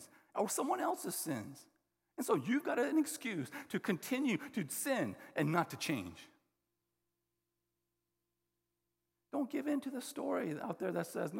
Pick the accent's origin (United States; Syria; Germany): United States; the South; I grew up in the South